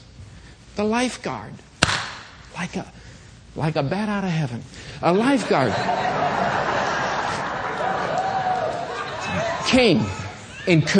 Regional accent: Michigan, United States; I was a kid growing up in Michigan

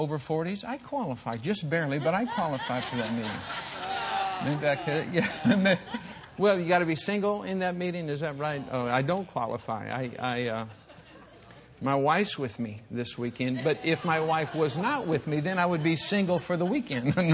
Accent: Michigan, United States; I'm from Michigan

